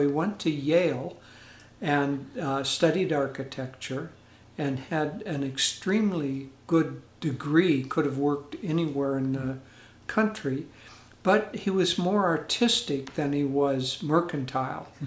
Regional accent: Edmonton, Alberta, Canada; born there; I was born in 1943. I was a war baby. And I was born actually in Edmonton, Canada, Alberta, Canada.

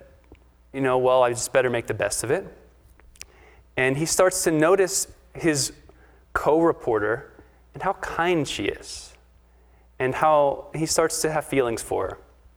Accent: Pittsburgh, Pennsylvania, United States; I'm from Pittsburgh

